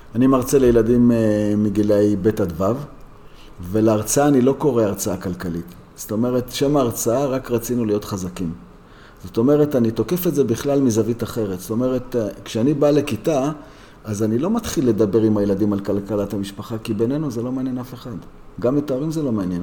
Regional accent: Jerusalem, Jerusalem District, Israel; אני גדלתי בירושלים, בשוק מחנה יהודה, והסתובבתי מלא בעיר העתיקה

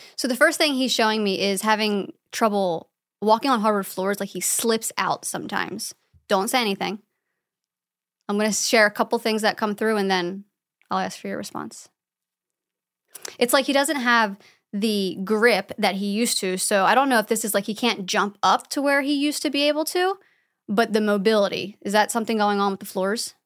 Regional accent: about an hour north of Philadelphia, Pennsylvania, United States; moved away; Pennsylvania, about an hour north of Philadelphia

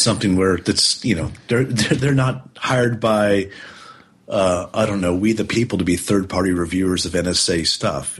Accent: United States; as an American

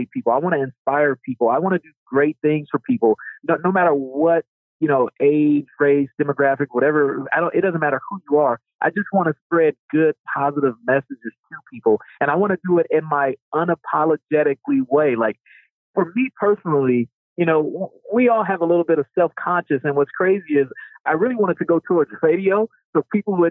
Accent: Chicago, Illinois, United States; I was born and raised on the South Side of Chicago in the early 80s.

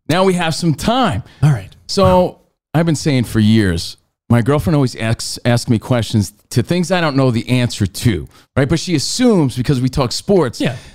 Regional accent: New Jersey, United States; My home state, New Jersey.

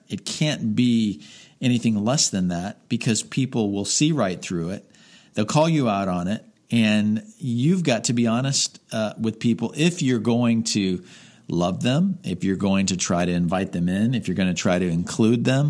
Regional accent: Miami, Florida, United States; I grew up in Miami

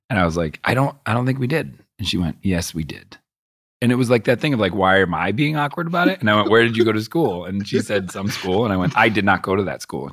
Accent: Boston, Massachusetts, United States; I grew up in Boston

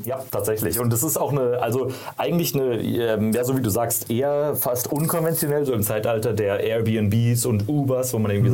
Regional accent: Karlsruhe, Baden-Württemberg, Germany; moved away as an adult; also born or lived in San Francisco

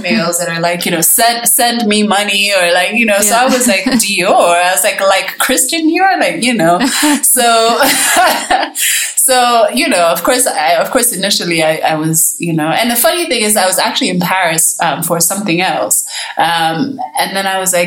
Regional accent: Kenya; me living in Kenya, you know, makes me an outsider already in some kind of way. I'm not Kenyan, right, even though I've lived here my whole life

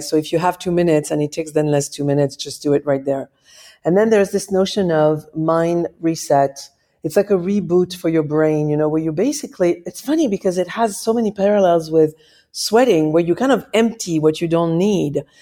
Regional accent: Paris, Île-de-France, France; moved away; I'm from Paris

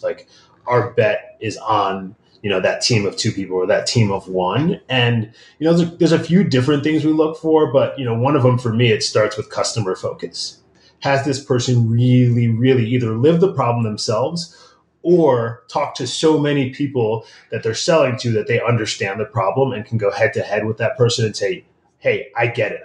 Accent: Midwest, United States; moved away; I grew up in the Midwest, um, child of Nigerian immigrants

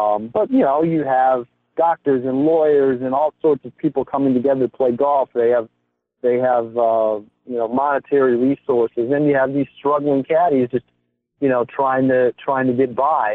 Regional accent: outside of Chicago, Illinois, United States; in the town I grew up outside of Chicago

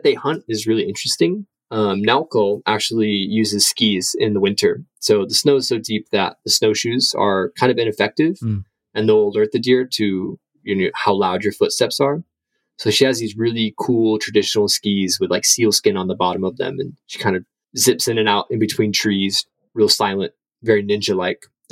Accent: Tennessee, United States; moved away as an adult; now in Hokkaido, Japan; I grew up in Tennessee near a military base.

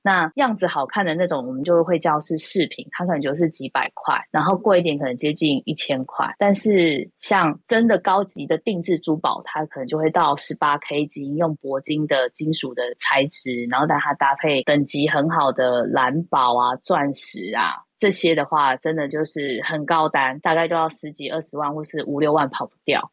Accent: Taipei, Taiwan; moved away as an adult; also born or lived in Kaohsiung; 我是台北人

